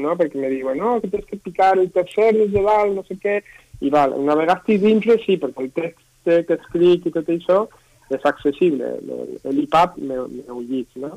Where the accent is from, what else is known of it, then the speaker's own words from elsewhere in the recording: Castellón de la Plana, Valencian Community, Spain; yo originalment soc de Castelló